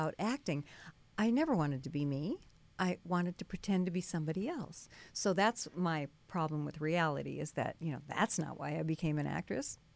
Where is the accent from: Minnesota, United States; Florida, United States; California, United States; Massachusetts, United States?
Minnesota, United States; I grew up in Minnesota